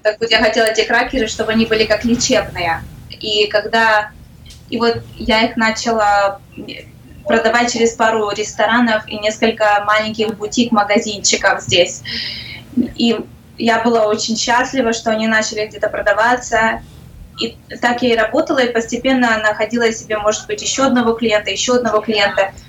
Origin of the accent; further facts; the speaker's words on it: Ukraine; moved away as an adult; now in Sarasota, United States; Я просто как украинка